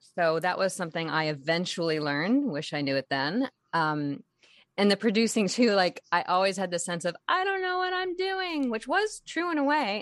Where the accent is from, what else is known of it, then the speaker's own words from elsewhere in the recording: San Diego, California, United States; I grew up in San Diego